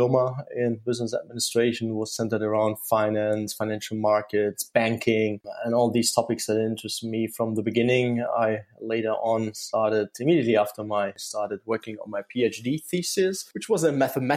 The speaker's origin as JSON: {"language": "English", "region": "Saarland", "country": "Germany", "tie": "born or raised there", "said": "moved back to my hometown in the Saarland area due to the family"}